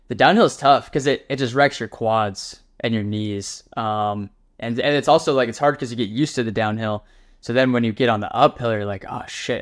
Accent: Wyoming, United States; now in Texas, United States; I'm from Wyoming originally

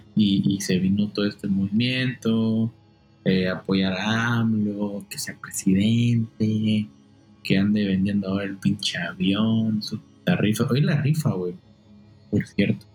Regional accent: Quintana Roo, Mexico; moved away; soy de Quintana Roo

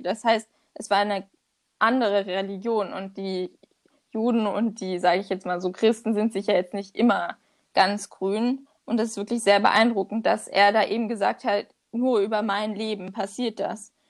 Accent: Germany; als Deutscher

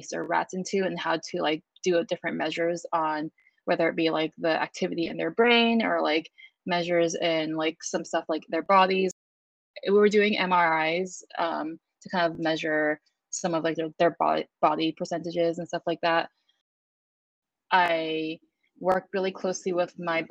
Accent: San Francisco, California, United States; I grew up in San Francisco, California

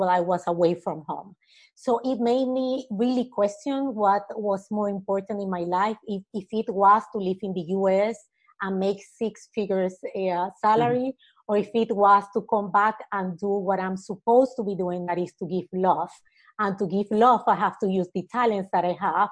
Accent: Panama City, Panama; I'm originally from Panama, raised and born here in the city

